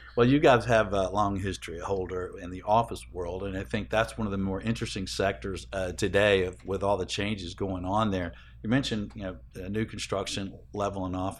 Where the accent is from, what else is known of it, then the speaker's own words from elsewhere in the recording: Atlanta, Georgia, United States; it's in Atlanta, my hometown